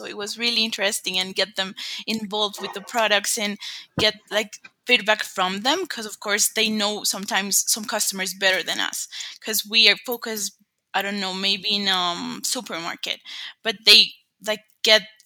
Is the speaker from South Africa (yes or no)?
no; Colombia; I'm from Colombia